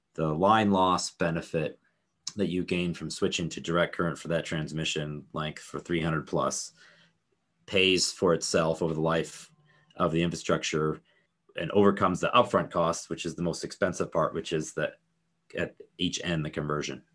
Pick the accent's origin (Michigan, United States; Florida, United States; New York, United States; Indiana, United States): Indiana, United States; Northwest; right there in Northwest Indiana is where I grew up.